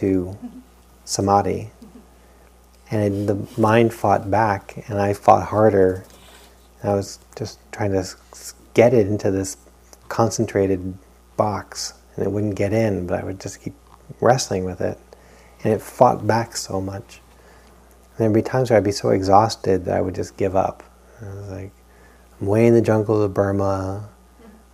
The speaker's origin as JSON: {"language": "English", "region": "New England", "country": "United States", "tie": "born or raised there", "said": "growing up in New England"}